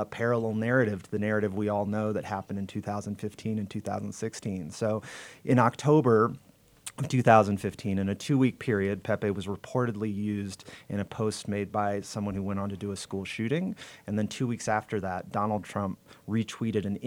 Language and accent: English; Los Angeles, California, United States; Los Angeles